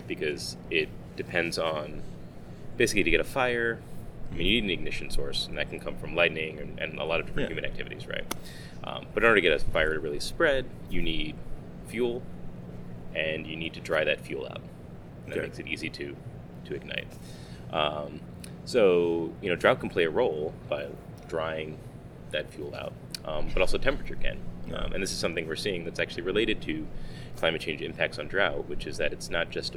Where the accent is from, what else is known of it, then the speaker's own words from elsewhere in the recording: Long Island, New York, United States; I grew up on Long Island